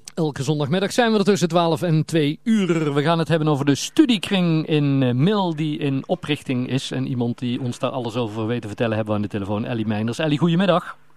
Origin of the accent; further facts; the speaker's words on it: Netherlands; we zijn Hollanders